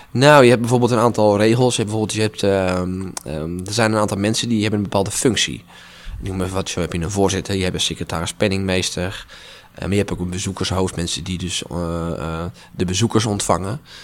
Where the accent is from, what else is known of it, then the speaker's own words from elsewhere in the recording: Asperen, Gelderland, Netherlands; Dus ik ben mee, mee verhuisd naar Asperen. Mijn, mijn geboorteplaats ook, mijn woonplaats